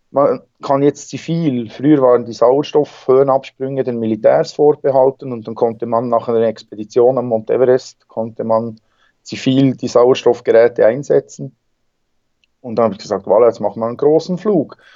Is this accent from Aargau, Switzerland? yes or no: no; Bern, Switzerland; Ja, ich komme aus der Schweiz, aus dem Berner Seeland. Bin da am See aufgewachsen, geboren.